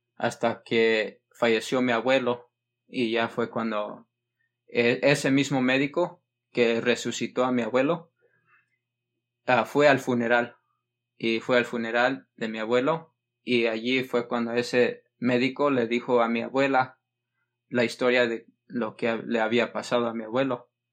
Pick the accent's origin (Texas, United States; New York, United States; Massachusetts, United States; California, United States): California, United States; yo nací en California, en Estados Unidos